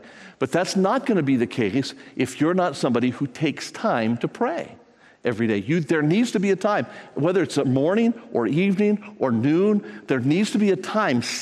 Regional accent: United States; I'm an American

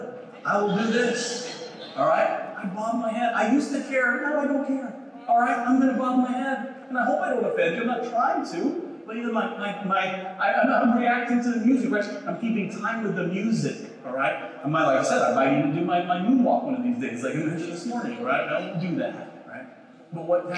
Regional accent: Philippines; I'm Filipino

